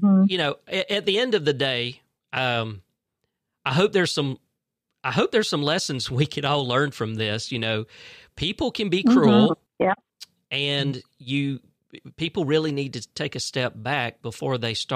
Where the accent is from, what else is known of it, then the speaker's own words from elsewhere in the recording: Fitzgerald, Georgia, United States; moved away as an adult; now in Tifton, United States; I was moving from Fitzgerald because I'm originally from Fitzgerald